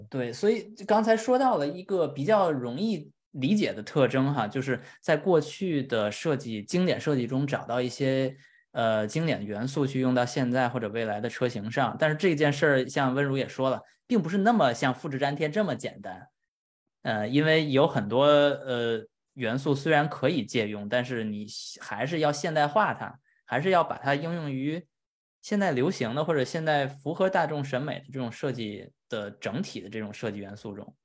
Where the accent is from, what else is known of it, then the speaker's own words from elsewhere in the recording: China; moved away; 我们中国人